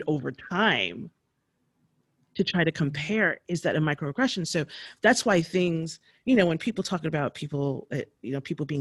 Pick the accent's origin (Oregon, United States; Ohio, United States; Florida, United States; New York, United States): New York, United States; moved away as an adult; now in Bay Area, United States; growing up in New York and going on the Metro North